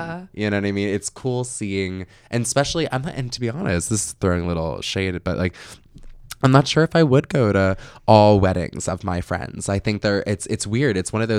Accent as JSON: {"language": "English", "region": "New Jersey", "country": "United States", "also_born_or_lived": "New York City", "moved": "as an adult", "lives_now": "United States (West Coast)", "said": "I'm from Jersey."}